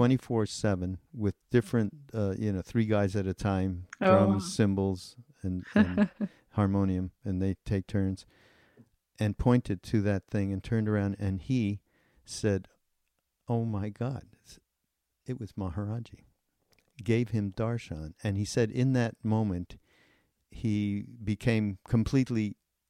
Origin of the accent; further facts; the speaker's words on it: Montreal, Quebec, Canada; I'm from Montreal